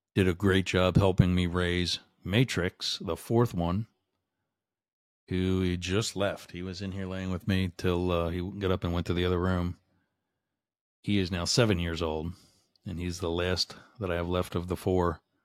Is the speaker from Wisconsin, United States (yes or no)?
no; Boyertown, Pennsylvania, United States; my hometown, a Boyer Town, Pennsylvania